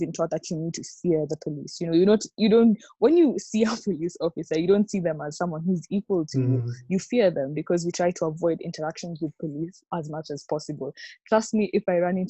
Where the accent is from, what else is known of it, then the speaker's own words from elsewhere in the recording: Kenya; I am from Kenya.